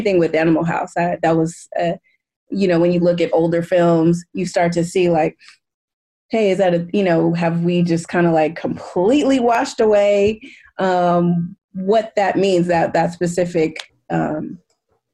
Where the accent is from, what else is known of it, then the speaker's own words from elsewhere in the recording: West Coast of America, United States; growing up on the West Coast of America